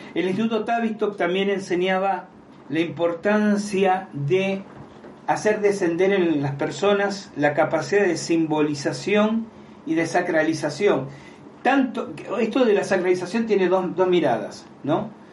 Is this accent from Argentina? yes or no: yes; Argentina; decimos en Argentina